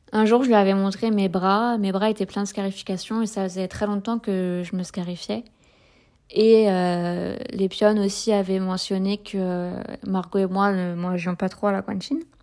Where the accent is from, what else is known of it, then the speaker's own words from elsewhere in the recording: Saint-Brieuc, Brittany, France; moi je suis de Saint-Brieuc